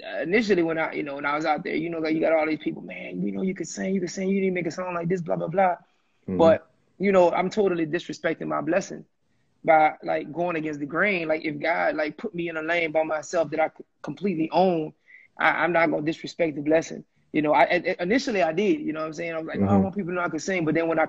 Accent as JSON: {"language": "English", "region": "Louisiana", "country": "United States", "said": "I'm from Louisiana"}